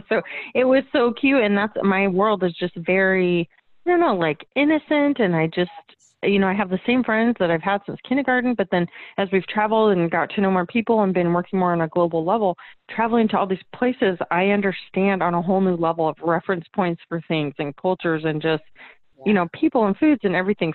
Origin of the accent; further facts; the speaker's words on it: Arizona, United States; That's that's my home state